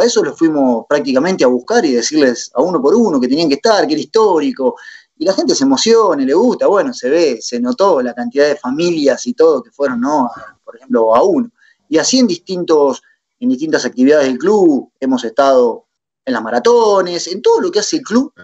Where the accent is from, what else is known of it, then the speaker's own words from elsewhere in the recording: La Plata, Buenos Aires Province, Argentina; now in Punta Lara, Argentina; ahora vivo en Punta Lara, eh, soy legendario de la República de los Hornos